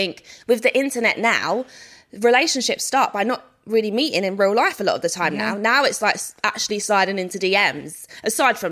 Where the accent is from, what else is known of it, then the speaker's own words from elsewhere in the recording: London, United Kingdom; I'm from South London